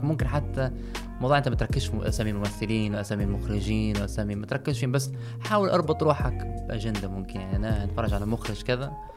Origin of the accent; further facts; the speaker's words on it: Libya; احنا في ليبيا